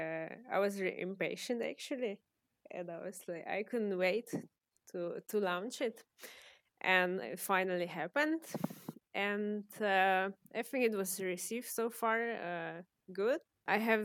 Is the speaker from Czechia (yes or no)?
yes; Czechia; moved away as an adult; now in Maribor, Slovenia; I was born in Czech Republic